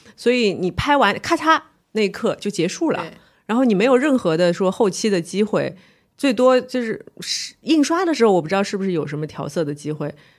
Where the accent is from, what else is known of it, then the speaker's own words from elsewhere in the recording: Shanghai, China; 我是上海人